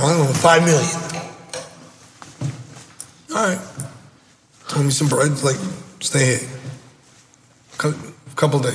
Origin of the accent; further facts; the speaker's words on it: Staten Island, New York, United States; I grew up in Staten City